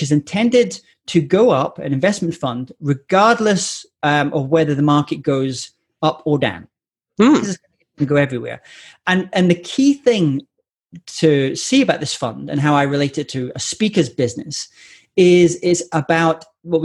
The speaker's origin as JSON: {"language": "English", "region": "Scotland", "country": "United Kingdom", "said": "I'm Scottish"}